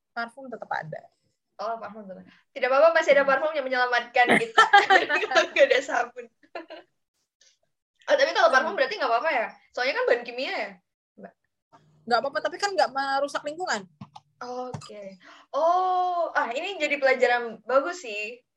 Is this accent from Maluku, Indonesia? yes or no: no; South Sulawesi, Indonesia; soalnya kampung aku kan deket-deket Makassar juga ya. Eh, dekat-dekat Palopo, tahu nggak sih?